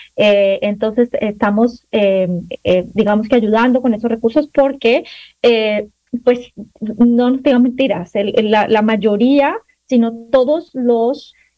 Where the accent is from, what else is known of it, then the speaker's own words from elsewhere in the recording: Colombia; now in United States; yo soy colombiana